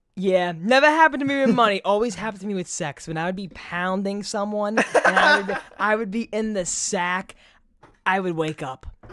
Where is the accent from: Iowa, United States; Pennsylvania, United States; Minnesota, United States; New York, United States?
New York, United States; New York City; Growing up in Brooklyn